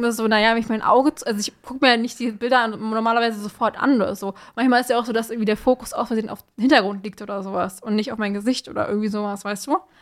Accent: Germany; ja, Germany

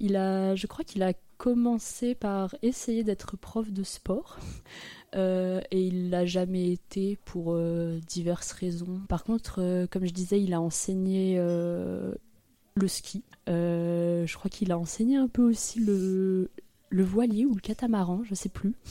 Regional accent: Froges, Auvergne-Rhône-Alpes, France; J'ai grandi à côté de Grenoble, dans un village qui s'appelle Froges

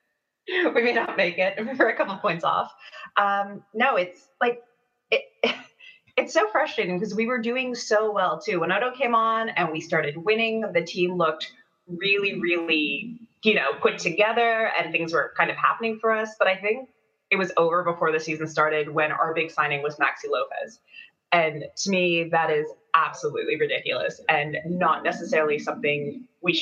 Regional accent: Toronto, Ontario, Canada; accent: Canadian, Toronto; it's my Canadian accent.

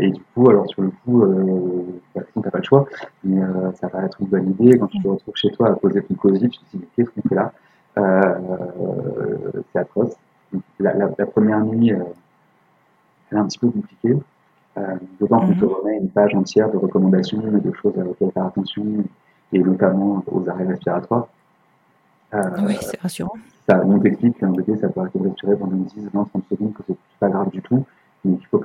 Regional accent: France; Nous, on se dit ok, mm. puis tu sais, on est français, donc on se dit

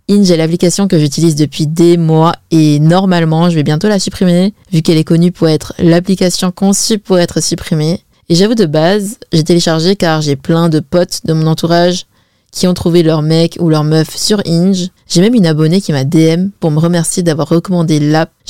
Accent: China; Par exemple moi je suis chinoise et chez les Chinois on se marie mais archi jeune.

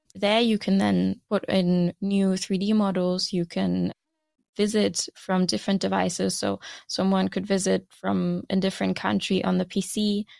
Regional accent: Germany; moved away as an adult; now in Aarhus, Denmark; I am originally from Germany, and I moved to Denmark to study

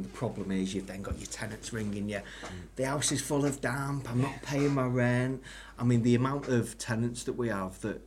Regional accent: Ellesmere Port, North West England, United Kingdom; I'm originally from Ellesmere Port.

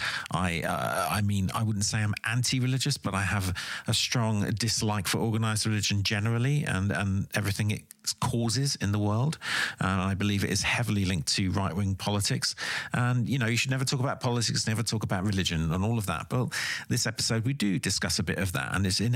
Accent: United Kingdom; as a British person

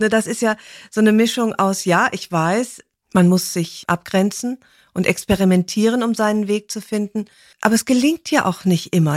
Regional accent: Rhineland, Germany; ich bin ja Rheinländerin

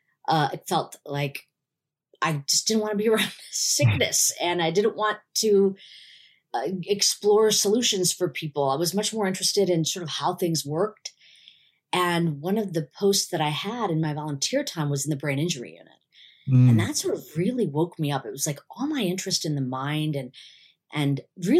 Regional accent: United States; I'm an Indian woman living in the US

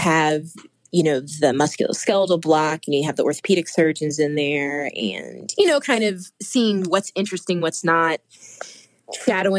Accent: Midwest, United States; I'm from the Midwest, so my dad and my brothers fished and hunted.

